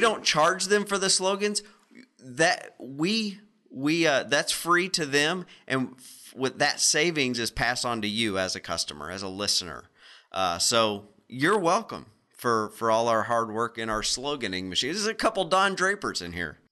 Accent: Arkansas, United States; We're all from Arkansas

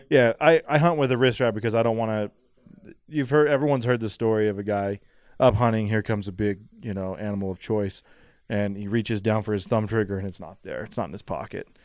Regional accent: Idaho, United States; I'm from Idaho

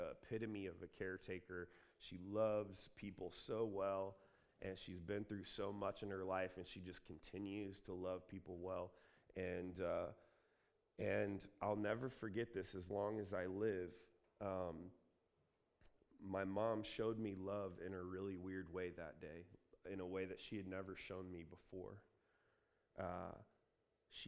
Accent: Columbus, Ohio, United States; moved away as an adult; also born or lived in Redding, California; now in California, United States; I'm from Columbus

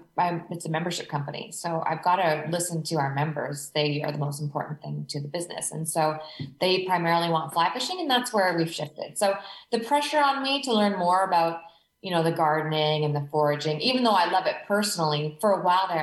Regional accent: Canada; moved away as an adult; now in Australia; I'm Canadian, but my husband's an Aussie.

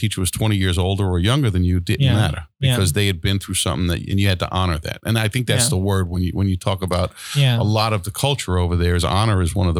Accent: Floral Park, New York, United States; moved away; also born or lived in Long Island; I grew up in Floral Park on the Queens side.

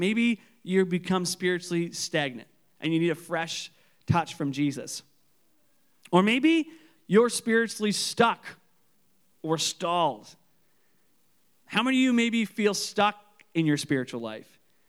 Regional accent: Canso, Nova Scotia, Canada; I remember when I grew up in Canso, and my family grew up on this island called Durrell's Island.

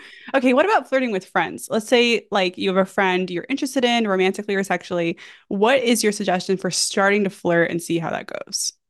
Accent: New York, United States; I'm from New York

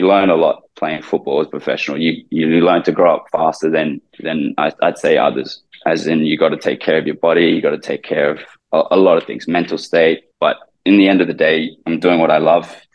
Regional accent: Brisbane, Queensland, Australia; moved away as an adult; also born or lived in Philippines; now in Thailand; I grew up in Brisbane.

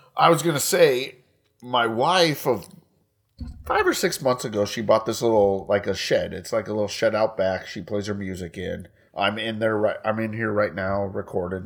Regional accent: United States; we're American

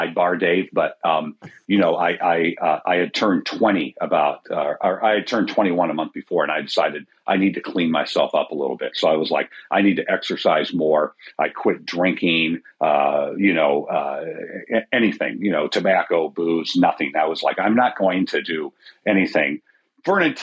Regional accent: Denver, Colorado, United States; now in Minnesota, United States; I grew up in Denver

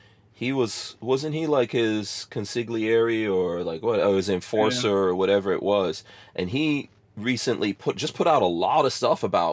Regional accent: New York City, New York, United States; I grew up, the part of New York I grew up in is called Far Rockaway, New York

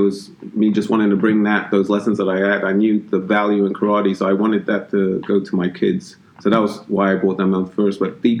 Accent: London, United Kingdom; now in United States; I'm from London, England. I did martial arts back in my early teens in England. And when I came to the States

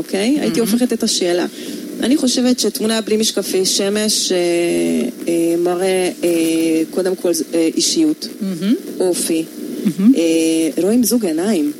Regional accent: Hungary; accent: Hungarian; Hebrew is a second language; now in Israel; מבטא הונגרי

